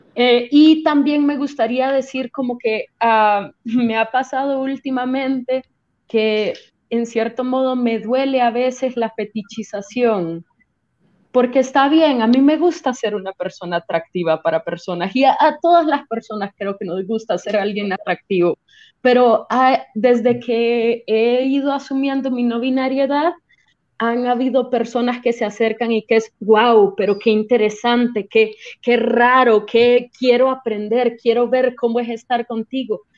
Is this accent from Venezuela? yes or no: yes; Caracas, Capital District, Venezuela; moved away as an adult; now in Costa Rica; Soy originaria de, de Venezuela, de Caracas, pero ya llevo unos tres años acá